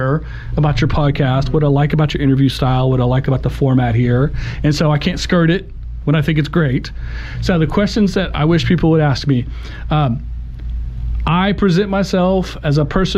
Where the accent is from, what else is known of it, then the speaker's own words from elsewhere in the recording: Oklahoma, United States; I'm an Oklahoma born and bred. I love the state. I love, you know, I grew up in UConn, not far away, but I've lived in Oklahoma City longer than I've lived there.